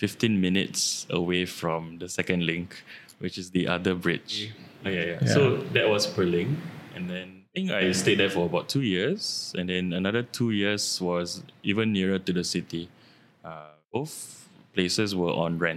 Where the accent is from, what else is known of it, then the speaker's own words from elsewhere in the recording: Singapore; moved away as an adult; also born or lived in Malaysia; my whole life I grew up in Woodlands.